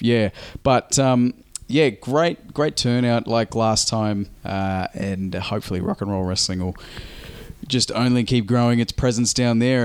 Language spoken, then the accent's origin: English; Australia; us being Australian